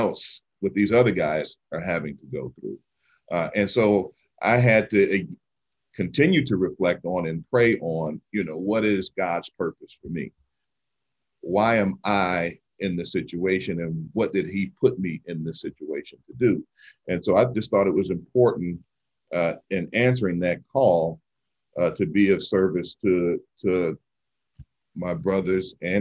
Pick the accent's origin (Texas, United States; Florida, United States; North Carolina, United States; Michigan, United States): Michigan, United States; Detroit; I was the liaison to city council right here in my hometown, the city of Detroit